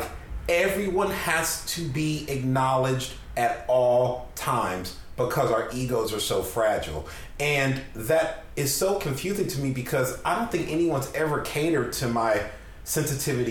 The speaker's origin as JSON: {"language": "English", "area": "San Francisco Bay Area", "region": "California", "country": "United States", "tie": "born or raised there", "said": "I grew up in the San Francisco Bay Area."}